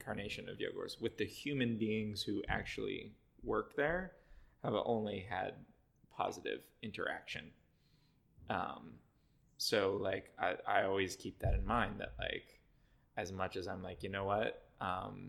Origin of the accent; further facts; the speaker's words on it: Cleveland, Ohio, United States; now in Boston, United States; I grew up in Cleveland